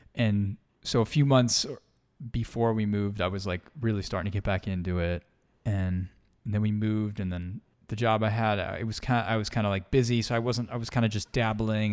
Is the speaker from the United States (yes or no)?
yes; Long Island, New York, United States; moved away; I am from the East Coast originally, Long Island, New York. born and raised.